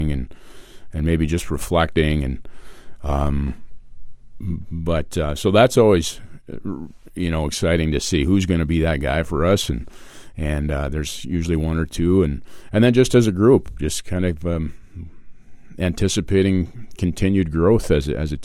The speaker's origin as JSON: {"language": "English", "town": "Steinbach", "region": "Manitoba", "country": "Canada", "tie": "born or raised there", "said": "I grew up playing here in Steinbach and I'm a resident here"}